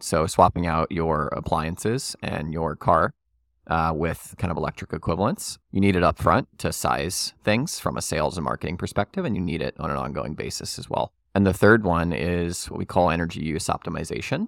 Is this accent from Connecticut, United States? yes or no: no; New Orleans, Louisiana, United States; I'm born and raised in New Orleans.